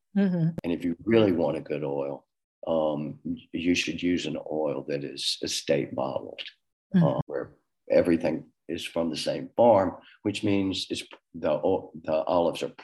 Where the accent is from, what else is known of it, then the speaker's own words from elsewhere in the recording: Southern United States, United States; accent: Southern; moved away; also born or lived in New York / Paris / Genoa; this Southern accent